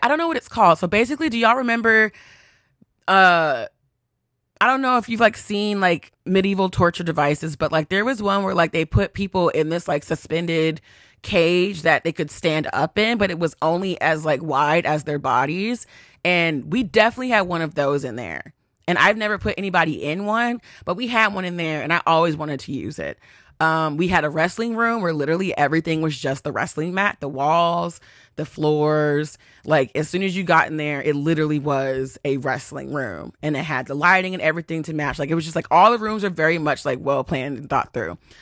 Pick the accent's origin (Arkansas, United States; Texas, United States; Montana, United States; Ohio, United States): Texas, United States; accent: country; moved away; I'm from Texas